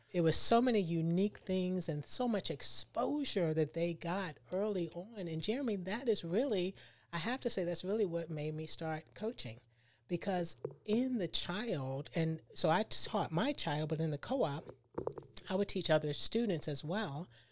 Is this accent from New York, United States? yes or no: no; Baltimore, Maryland, United States; moved away as an adult; now in Tampa, United States; I'm from Baltimore, Maryland